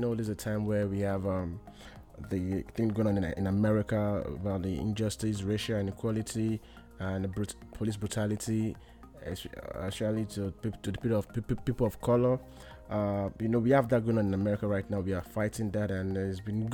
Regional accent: Nigeria; moved away as an adult; now in United States; I was born in Nigeria. I was raised in Nigeria

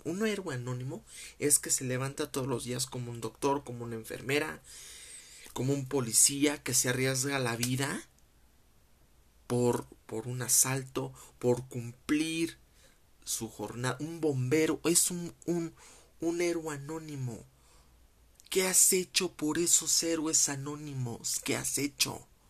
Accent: Mexico; como mexicano

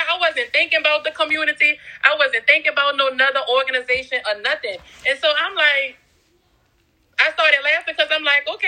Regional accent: New Orleans, Louisiana, United States; Um, I am from New Orleans, Louisiana, the West Bank.

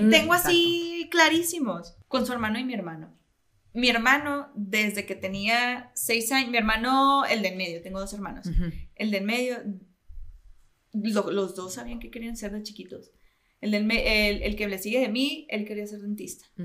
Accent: Mexico; siendo como buenos latinoamericanos y mexicanos, somos muy religiosos y muy espirituales.

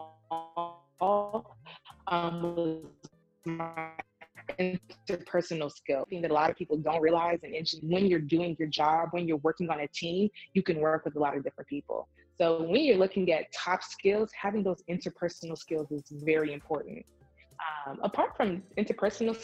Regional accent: Nigeria; I'm Nigerian, but you know, I'm a brown Black minority

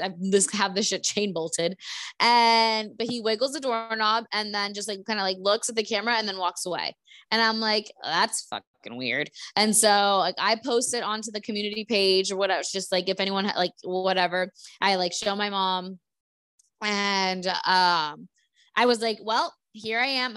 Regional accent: United States; moved away; we grew up in Stewart

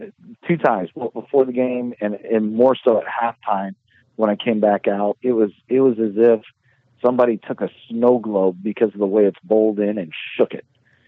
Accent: Northeast, United States; I grew up in the Northeast my entire life.

